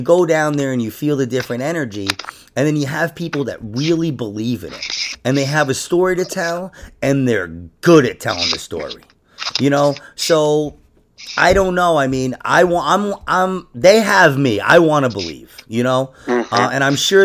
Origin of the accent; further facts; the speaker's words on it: New York, United States; I'm from New York